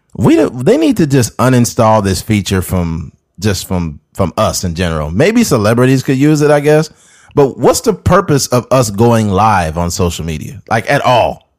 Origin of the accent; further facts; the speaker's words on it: Bakersfield, California, United States; I'm from Bakersfield.